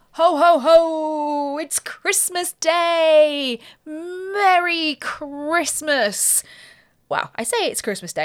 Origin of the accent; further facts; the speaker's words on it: Ascot, South East England, United Kingdom; also born or lived in Windsor; I was born in Ascot, lived on a council estate